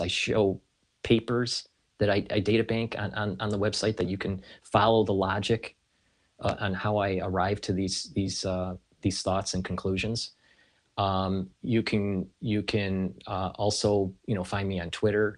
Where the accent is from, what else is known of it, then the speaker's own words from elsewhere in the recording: United States; being an American